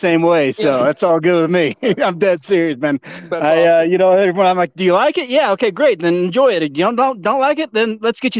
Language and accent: English; Houston, Texas, United States; moved away as an adult; also born or lived in San Diego / Dallas; now in Vail, United States; I was born and raised in Houston, a little time at San Diego State, then a little time at SMU in Dallas, and came up here as soon as I could. I would say I'm proud to be a Texan. I just prefer to live in Colorado.